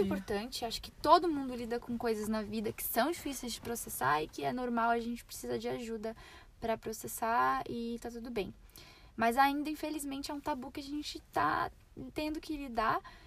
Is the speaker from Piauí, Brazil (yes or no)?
no; São Paulo, Brazil; moved away; eu falo meu mesmo, sou de São Paulo